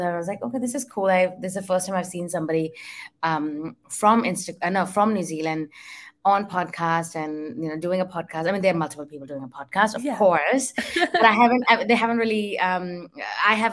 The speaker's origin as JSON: {"language": "English", "region": "Delhi", "country": "India", "moved": "yes", "said": "where I come from, so I'm from Delhi, but I come from a very traditional household"}